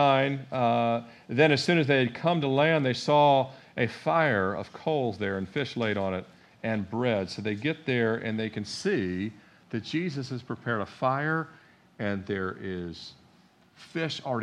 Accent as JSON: {"language": "English", "town": "Annapolis", "region": "Maryland", "country": "United States", "tie": "born or raised there", "said": "I was born in Annapolis."}